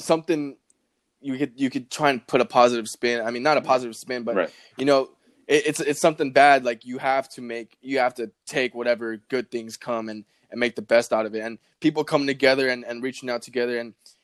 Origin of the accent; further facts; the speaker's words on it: Southern California, United States; we're from Southern California